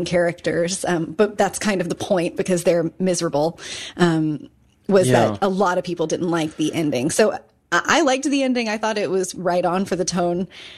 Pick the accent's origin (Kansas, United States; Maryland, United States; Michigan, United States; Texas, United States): Kansas, United States; also born or lived in Chicago; now in Richmond, United States; growing up in Kansas and then living in Chicago